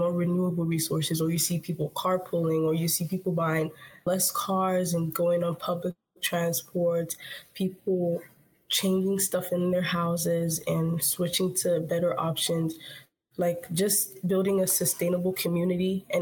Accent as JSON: {"language": "English", "country": "Nigeria", "tie": "born or raised there", "moved": "yes", "lives_now": "United States", "said": "when I grew up there"}